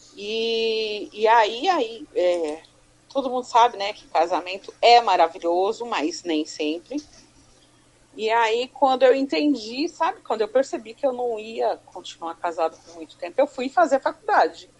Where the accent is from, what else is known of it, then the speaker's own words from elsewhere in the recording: Suzano, São Paulo, Brazil; also born or lived in Ipiranga, São Paulo; eu sou paulista do bairro do Ipiranga. Uhum. Mas eu vim para Suzano com três anos de idade. Eu fiz quatro anos em Suzano